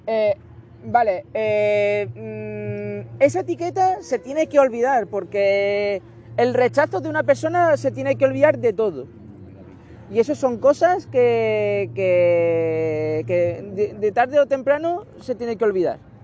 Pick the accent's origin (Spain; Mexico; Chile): Spain; Barcelona, Catalonia; soy nacido en Barcelona